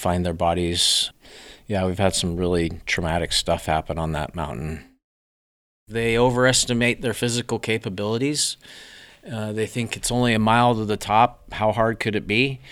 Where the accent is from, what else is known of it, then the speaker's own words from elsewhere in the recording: Colorado, United States; moved away as an adult; now in Phoenix, United States; I grew up in Colorado